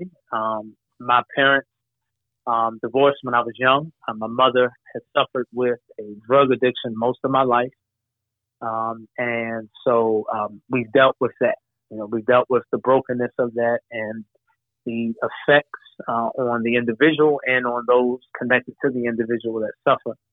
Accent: Baltimore, Maryland, United States; I'm a Baltimore boy, West Baltimore, all day long, okay. All day long. Yes, sir. The heart of the city, West Baltimore, Sandtown, Winchester, is the community that I grew up in Baltimore.

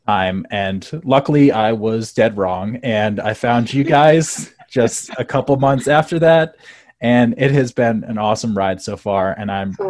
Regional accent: South Bend, Indiana, United States; moved away as an adult; now in Colorado, United States; I'm originally from South Bend, Indiana, uh, which is uh, probably the greatest town in the world

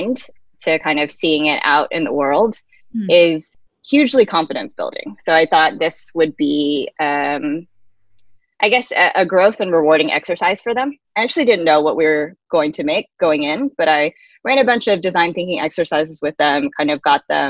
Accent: Atlanta, Georgia, United States; moved away; a nonprofit in Atlanta, my hometown

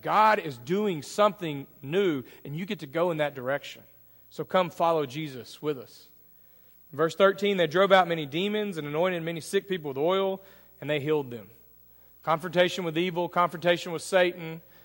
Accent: Greenville, Texas, United States; I grew up in Greenville, Texas

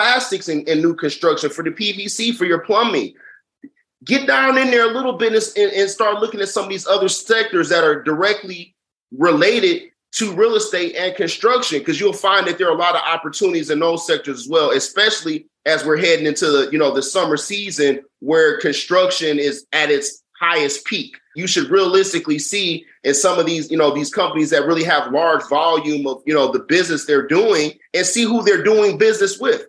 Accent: Detroit, Michigan, United States; I'm from Schoolcraft for Evergreen Brightmore

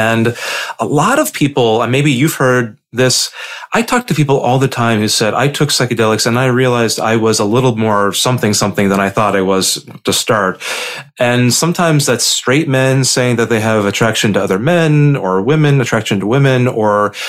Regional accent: Indiana, United States; young gay boys like me, growing up in Indiana

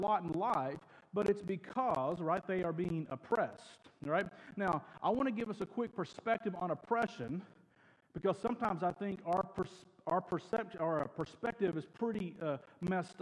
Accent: United States

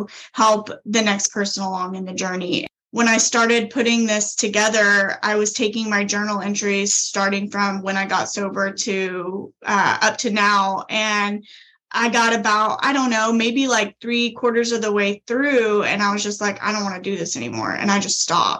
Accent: a small town just south of Tulsa, Oklahoma, United States; Originally, I am from Oklahoma, and I grew up in a small town just south of Tulsa.

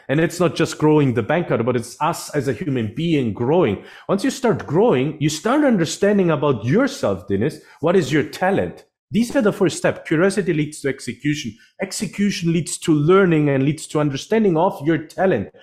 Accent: Sicily, Italy; also born or lived in Germany / London; now in San Francisco Bay Area, United States; I'm originally actually from, from Europe, from South Europe, actually. I'm from Sicily, from Italy, Sicily

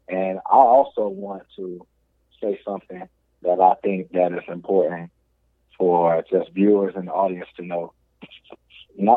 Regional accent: Miami, Florida, United States; that's my hometown

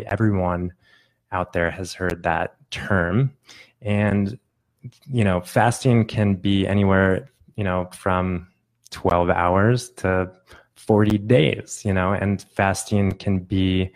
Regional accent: Phoenix, Arizona, United States; I am in Phoenix, Arizona, which is my hometown

